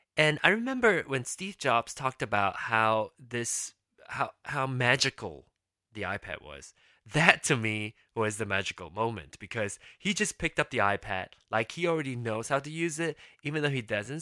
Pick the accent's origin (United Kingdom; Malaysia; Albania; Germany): Malaysia; Penang; moved away as an adult; now in United States; I was born and raised in Penang, Malaysia